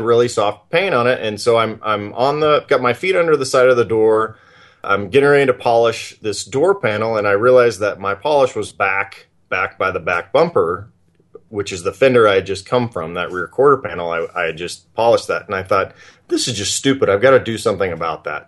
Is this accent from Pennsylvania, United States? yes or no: no; Oklahoma, United States; also born or lived in Texas; now in Montana, United States; I grew up in, in Oklahoma and uh, Texas